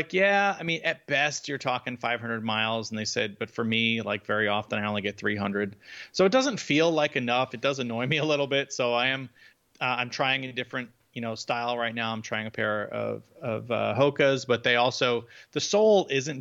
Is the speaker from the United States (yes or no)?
yes; Northeast, United States; I grew up in the Northeast.